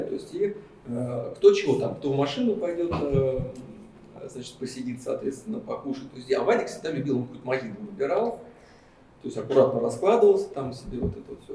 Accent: Kaluga, Kaluga Oblast, Russia; в Калуге как бы, в родном городе

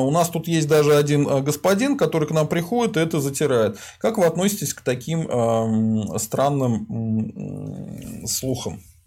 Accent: Volga region, Russia; я из Поволжья

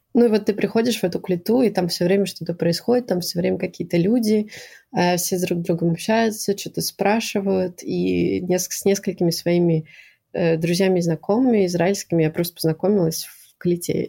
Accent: Moscow, Russia; moved away as an adult; also born or lived in Acre, Israel; now in Quebec, Canada; я всю жизнь жила в Москве. Я родилась в Москве

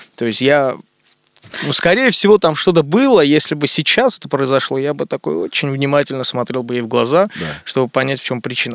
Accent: Moscow, Russia; also born or lived in Armenia; Я родился, но вырос здесь, в Москве. Но каждое лето я еду в Армению, там у меня огромное количество родственников

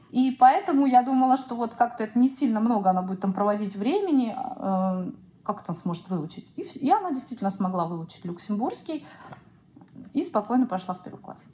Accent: Siberia, Russia; moved away as an adult; also born or lived in Irkutsk; now in Luxembourg; я сибирячка, мне нужен снег

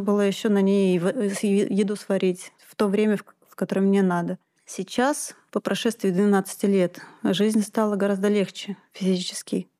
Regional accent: Moscow, Russia; moved away as an adult; now in Altai Krai, Russia; я москвичка

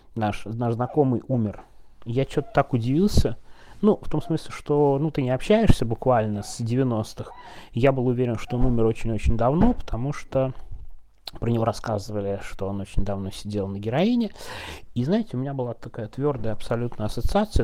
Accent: Moscow, Russia; в 90-е я москвич

